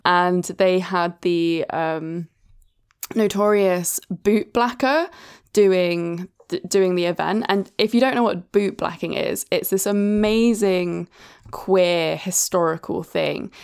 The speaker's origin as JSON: {"language": "English", "town": "Brighton", "region": "South East England", "country": "United Kingdom", "tie": "born or raised there", "said": "growing up in Brighton, which is obviously the gay capital of the U K"}